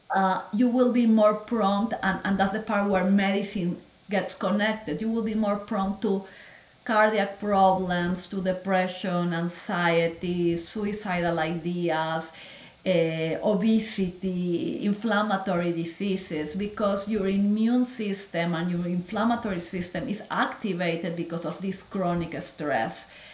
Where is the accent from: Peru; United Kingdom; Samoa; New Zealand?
Peru; moved away as an adult; also born or lived in Lima / Miami; now in United States; I am from Peru. I am a Latin girl. I grew oh. up there.